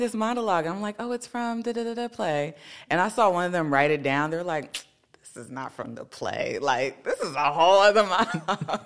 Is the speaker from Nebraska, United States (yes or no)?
no; Carson, California, United States; I'm from Carson, California